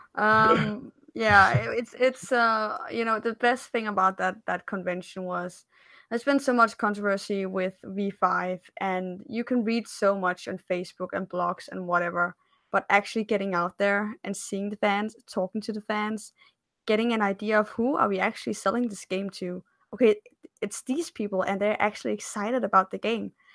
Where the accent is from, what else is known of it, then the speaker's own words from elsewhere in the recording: Denmark; I'm from Scandinavia, I'm from Denmark